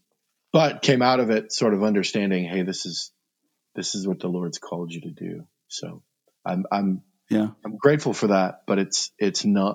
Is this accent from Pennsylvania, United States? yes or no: no; Fremont, Nebraska, United States; moved away as an adult; also born or lived in Lexington, Kentucky; in July of 2010, we moved back to Fremont